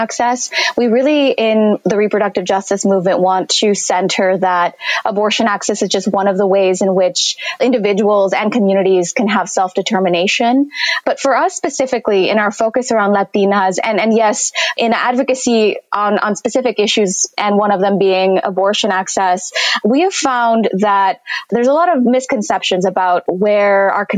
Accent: San Jose, California, United States; also born or lived in Mexico City, Mexico; I was born in Mexico City and I moved to California, to San Jose, California, specifically with my family when I was three

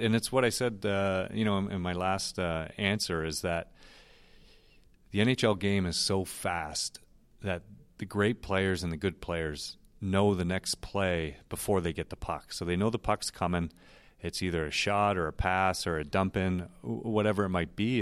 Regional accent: Toronto, Ontario, Canada; moved away; growing up in Toronto

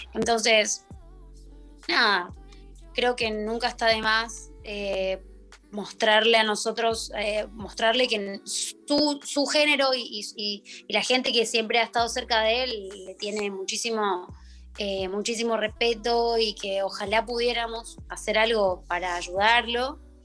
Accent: Argentina; Plantarse como, como argentinos

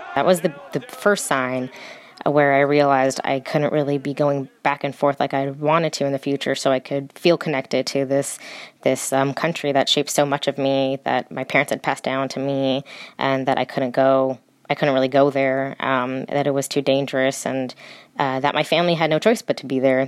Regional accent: California, United States; America, California is my home

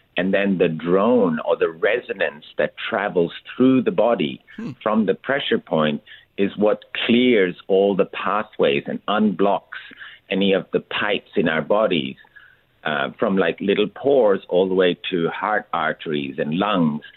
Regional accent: India; moved away; I grew up in India

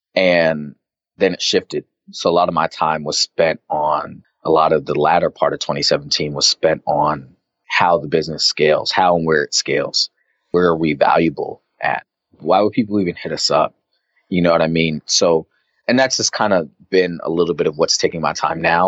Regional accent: Arizona, United States; moved away as an adult; now in New York, United States; I grew up in Arizona

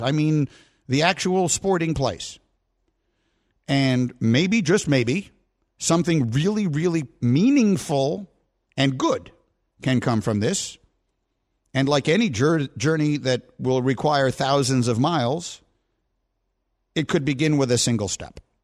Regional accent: New York, United States; moved away as an adult; also born or lived in Evanston, Illinois; I'm from New York

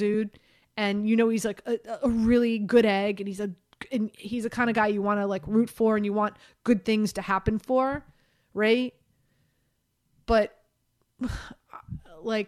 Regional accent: Miami, Florida, United States; moved away; also born or lived in Baltimore; I grew up in Miami.

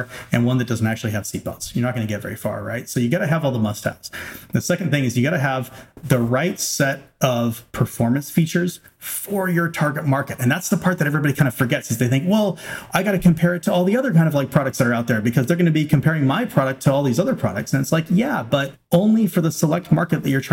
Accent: Arroyo Grande, California, United States; moved away; also born or lived in Silicon Valley / Washington, D.C. area; my hometown of Arroyo Grande, California

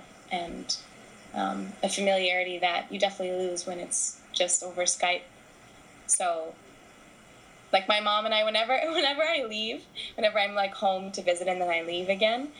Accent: United States; moved away as an adult; also born or lived in Scotland; the American woman, the white American woman

